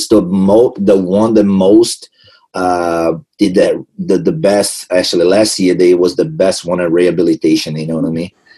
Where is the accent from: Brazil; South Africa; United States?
Brazil; English is a second language; moved away as an adult; every time I go back to Brazil, to my hometown